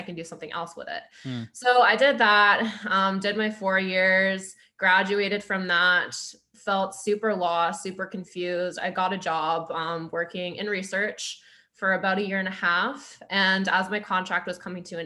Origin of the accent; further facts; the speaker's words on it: Grimsby, Ontario, Canada; moved away as an adult; also born or lived in Toronto; now in Ottawa, Canada; I'm from a small town called Grimsby. It's about an hour out from Toronto.